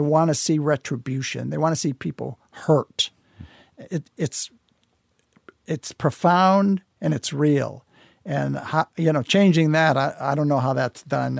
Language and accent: English; United States; I'm an American. I live here